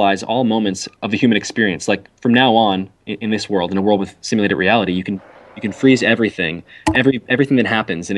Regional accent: Jersey Shore, New Jersey, United States; So I grew up in New Jersey, on the Jersey Shore

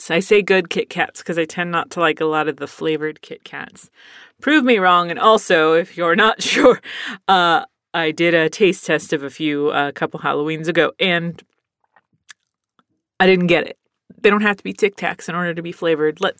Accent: Pennsylvania, United States; born there; My brother was born in San Diego. I was born in Pennsylvania.

